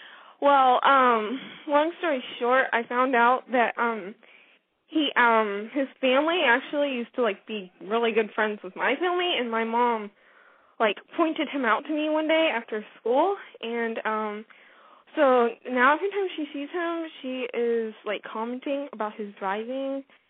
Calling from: Arkansas, United States; I'm 15 from Arkansas. I've called before.

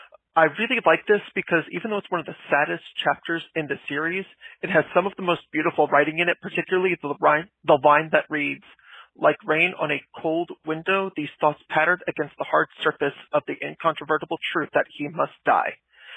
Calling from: Tampa, Florida, United States; I'm calling from Tampa, Florida.

